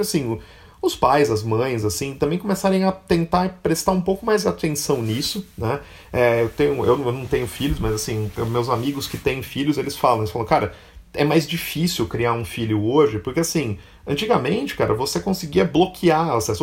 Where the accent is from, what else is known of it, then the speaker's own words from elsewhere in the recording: Catanduva, São Paulo, Brazil; eu sou de Catanduva